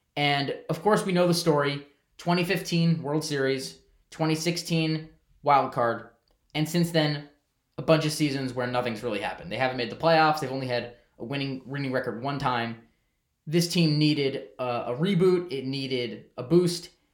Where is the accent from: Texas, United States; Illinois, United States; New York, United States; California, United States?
New York, United States; I'm a New Yorker